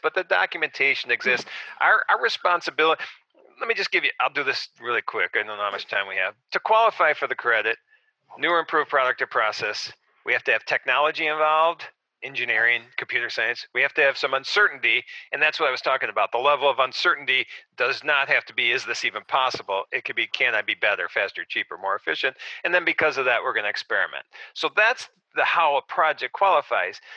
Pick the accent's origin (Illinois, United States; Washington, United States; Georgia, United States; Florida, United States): Illinois, United States; Arlington Heights; I grew up in Arlington Heights, a suburb of Chicago, and I still live in Arlington Heights